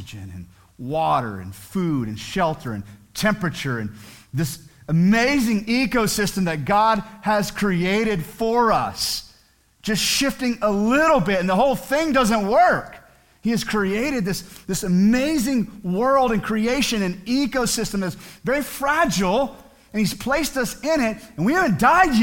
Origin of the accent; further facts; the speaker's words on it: United States; as American citizens